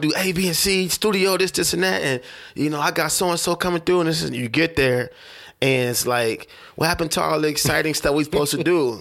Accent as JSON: {"language": "English", "town": "Oklahoma City", "region": "Oklahoma", "country": "United States", "said": "I'm from Oklahoma"}